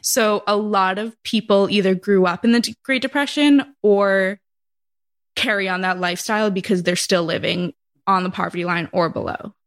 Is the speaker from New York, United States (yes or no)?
no; Massachusetts, United States; moved away; I'm from Massachusetts